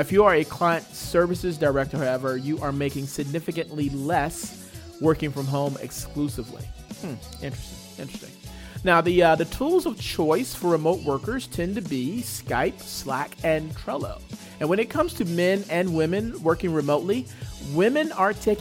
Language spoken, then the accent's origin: English; Atlanta, Georgia, United States; my hometown, Atlanta, Georgia